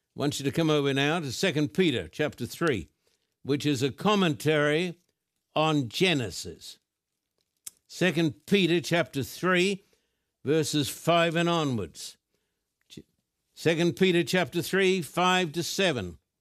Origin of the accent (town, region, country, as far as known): Brisbane, Queensland, Australia; born or raised there; moved away